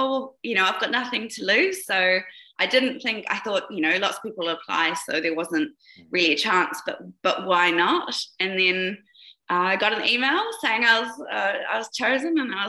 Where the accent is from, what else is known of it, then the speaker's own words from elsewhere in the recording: New Zealand; now in Kamloops, Canada; I was actually born in New Zealand, but I live in Canada now. I'm a Kiwi